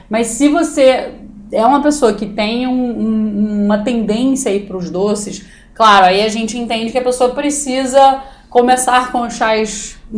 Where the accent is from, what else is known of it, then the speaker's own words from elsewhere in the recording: South Korea; Eu sou coreano, eu posso pensar em várias respostas.